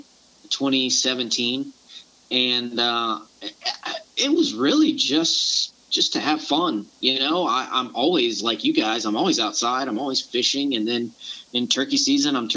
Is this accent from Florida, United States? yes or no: yes; Panama City and Pensacola area, Florida panhandle, United States; moved away as an adult; now in Savannah, United States; I grew up in the panhandle of Florida, or Panama City and Pensacola area